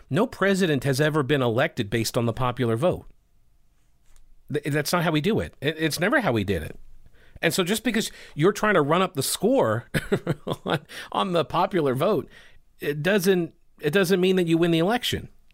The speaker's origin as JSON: {"language": "English", "area": "Long Island", "region": "New York", "country": "United States", "moved": "yes", "said": "I'm from Long Island, okay? I've, I go back, I try to go back uh, pretty regularly, like once a year"}